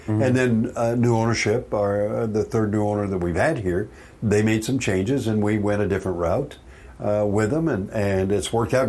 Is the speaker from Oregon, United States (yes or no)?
yes; Eastern Oregon, United States; moved away as an adult; also born or lived in McMinnville, Oregon; I'm from Oregon originally, okay. And Eastern Oregon. Grew up on a ranch. Cattle, grain, okay. Crops.